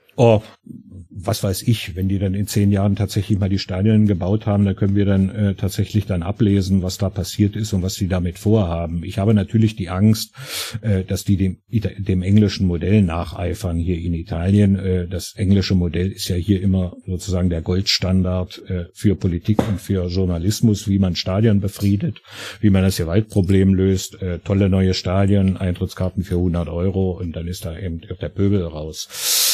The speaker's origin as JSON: {"language": "German", "country": "Germany", "also_born_or_lived": "Harz", "moved": "yes", "lives_now": "Italy", "said": "ich bin ja selber Deutscher"}